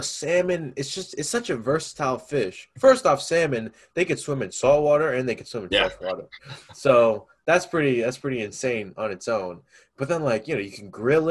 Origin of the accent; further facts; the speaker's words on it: Round Rock, Texas, United States; I'm originally from Round Rock. That's where I live. Oh. That's where I went to high school